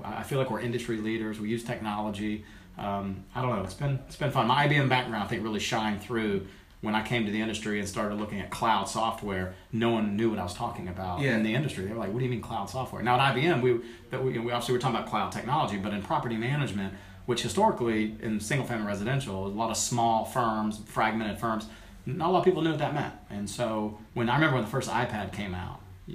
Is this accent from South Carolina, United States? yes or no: yes; Summerville, South Carolina, United States; now in North Carolina, United States; Somerville, South Carolina